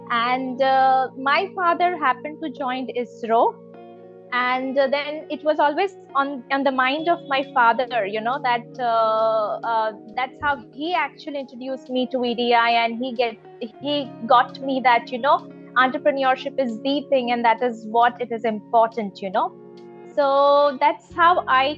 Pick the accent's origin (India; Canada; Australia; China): India; Ahmedabad, Gujarat; I'm born and brought up in Ahmedabad.